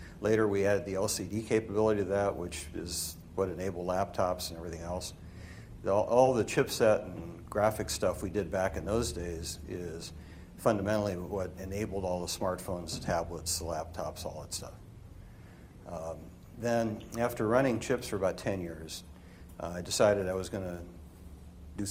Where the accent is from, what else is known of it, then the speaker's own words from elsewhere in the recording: Minnesota, United States; moved away as an adult; I grew up in Minnesota